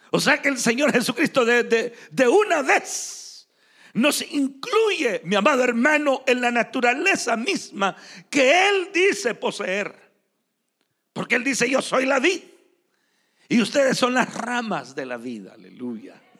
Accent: San Miguel, El Salvador; moved away; also born or lived in Morazán, El Salvador / Atlanta, Georgia, United States; yo crecí en San Miguel. Pero yo no nací ahí.

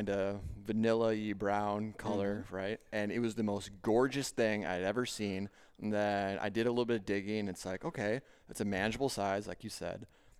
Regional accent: Minnesota, United States; I'm a Minnesotan

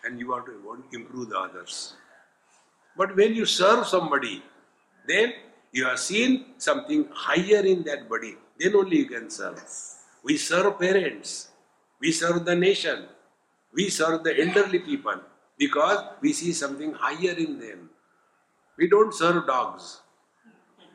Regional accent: Varanasi, Uttar Pradesh, India; I am from Varanasi

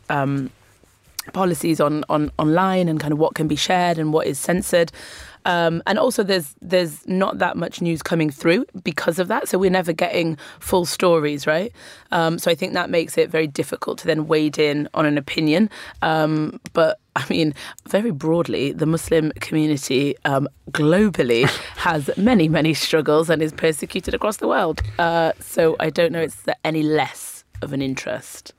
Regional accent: Newcastle upon Tyne, North East England, United Kingdom; now in London, United Kingdom; I grew up in Newcastle, which is the other end of the country

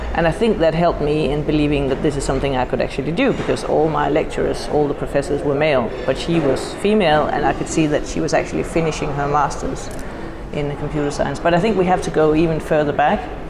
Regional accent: Denmark; I come from Denmark.

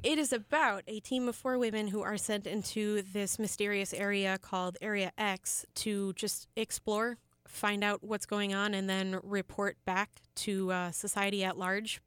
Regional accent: Wisconsin, United States; someone who grew up in Wisconsin

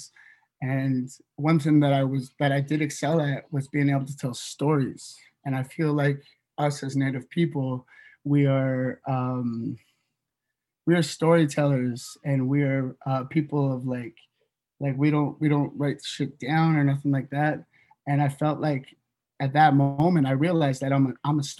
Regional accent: Northwest BC, British Columbia, Canada; also born or lived in Toronto; we come from a small community up from Northwest BC

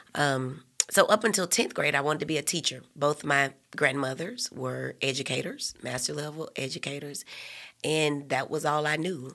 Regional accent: Birmingham, Alabama, United States; also born or lived in Nashville, Tennessee; I grew up in West End

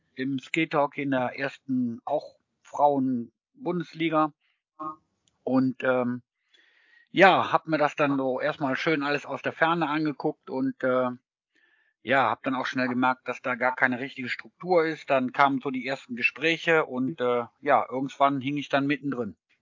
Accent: Solingen, North Rhine-Westphalia, Germany; moved away as an adult; now in Mannheim, Germany; Ich selber komme aus Solingen zwischen Köln und Düsseldorf

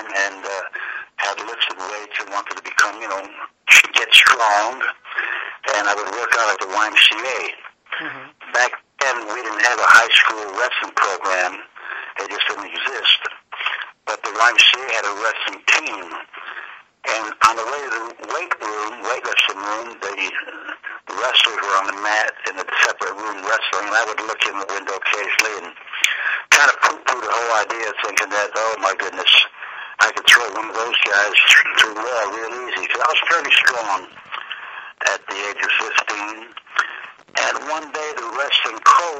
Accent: Utica, New York, United States; moved away as an adult; also born or lived in Memphis, Tennessee; now in Nolensville, United States; my hometown is Utica, New York. I'm born and raised there, and I left there, in the early 50s

